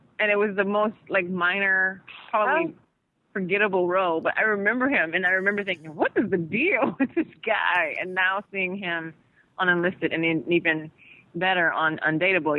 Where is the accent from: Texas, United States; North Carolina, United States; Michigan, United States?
Michigan, United States; Detroit; I'm from Detroit